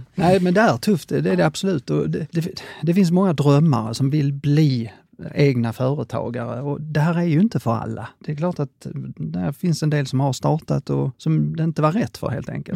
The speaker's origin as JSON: {"language": "Swedish", "region": "Skåne", "country": "Sweden", "said": "jag är skåning"}